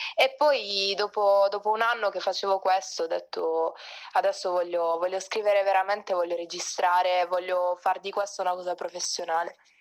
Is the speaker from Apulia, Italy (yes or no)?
yes; Altamura, province of Bari, Apulia, Italy; moved away as an adult; now in Rome, Italy; vengo dal Tamura in provincia di Bari. Adesso mi sono trasferita da poco a Roma